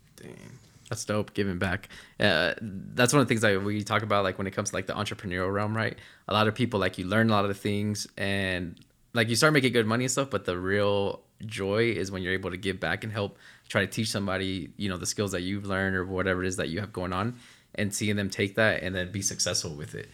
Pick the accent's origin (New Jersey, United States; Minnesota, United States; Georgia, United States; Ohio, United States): New Jersey, United States; now in Utah, United States; we grew up in the East Coast in New Jersey, moved here